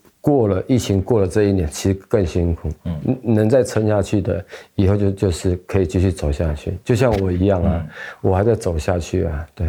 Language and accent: Chinese; Taoyuan, Taiwan; 我是来自桃园市复兴区泰雅族人，然后现在这里是那个罗福村